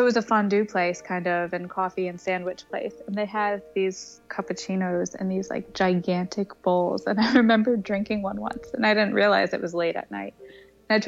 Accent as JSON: {"language": "English", "town": "Stamford", "region": "Connecticut", "country": "United States", "also_born_or_lived": "New York City", "moved": "yes", "said": "I'm from Stamford, Connecticut, which is 45 minutes outside of New York"}